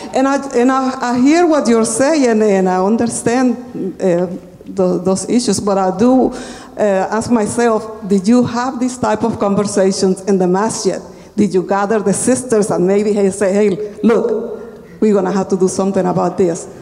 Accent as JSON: {"language": "English", "country": "Panama", "moved": "yes", "lives_now": "Houston, United States", "said": "I'm from Panama"}